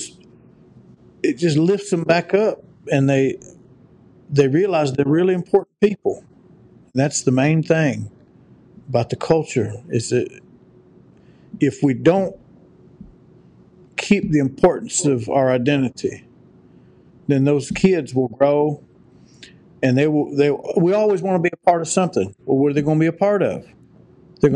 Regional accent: United States; also born or lived in Oklahoma; We're in America. We're Americans

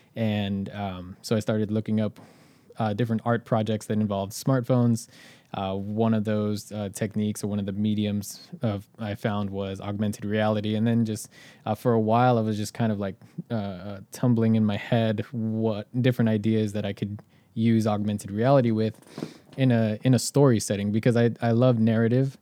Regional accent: Inland Empire, California, United States; moved away as an adult; now in Los Angeles, United States; I did not grow up in L A, I grew up an hour outside

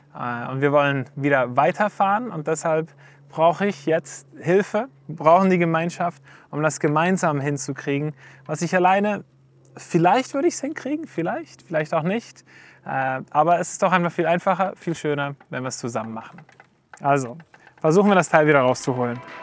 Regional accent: Switzerland; wir als Schweizer in einer individualistischen Gesellschaft sind

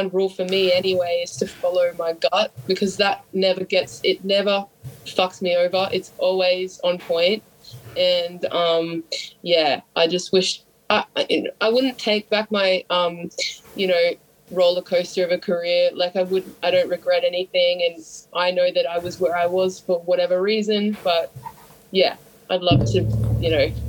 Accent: Sydney, New South Wales, Australia; We wear leather jackets and we drink heaps of booze, and yeah, we're from Sydney, like that kind of vibe.

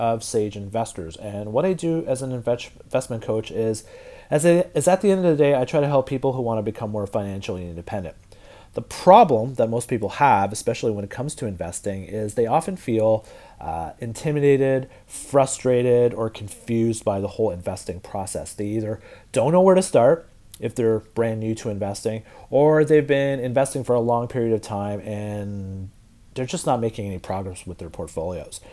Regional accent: Ottawa, Ontario, Canada; now in Toronto, Canada; I'm not from Toronto. I live in Toronto, but I was born in Ottawa, the capital of Canada

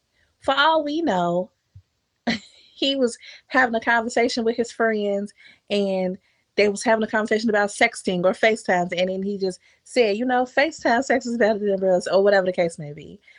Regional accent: Jamaica; all the Jamaicans I know outside of my family, just other Jamaicans that I know, we did all grow up with this tough love thing.

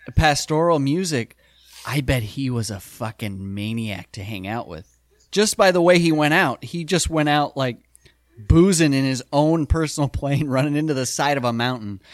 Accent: South Dakota, United States; we grew up in South Dakota

